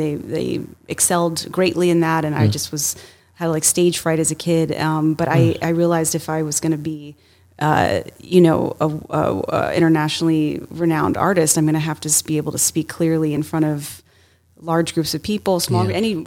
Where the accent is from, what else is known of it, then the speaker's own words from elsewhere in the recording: New York City, New York, United States; growing up in New York